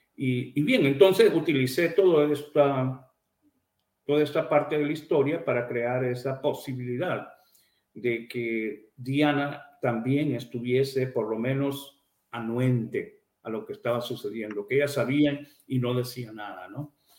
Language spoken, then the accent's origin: Spanish; Amapala, Valle, Honduras; moved away; nací en Amapala